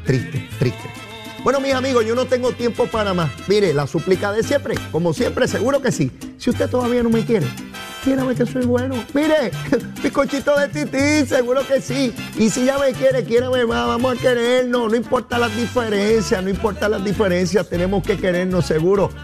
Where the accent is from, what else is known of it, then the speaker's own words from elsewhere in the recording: Puerto Rico; como grandes puertorriqueños